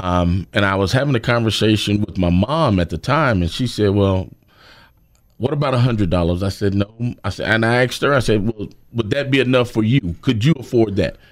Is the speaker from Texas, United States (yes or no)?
no; Greensboro, North Carolina, United States; I'm originally from Greensboro. Went to Grimshaw High School